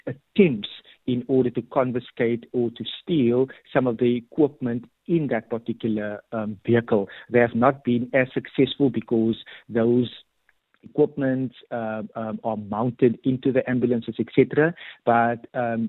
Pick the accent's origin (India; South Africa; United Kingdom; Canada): South Africa; Cape Town, Western Cape; I grew up in Mitchell's Plain